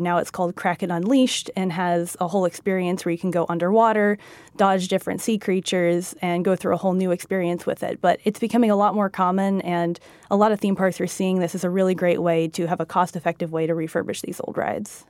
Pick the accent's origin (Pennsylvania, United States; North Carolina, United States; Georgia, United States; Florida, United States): Florida, United States; moved away; I'm from Florida originally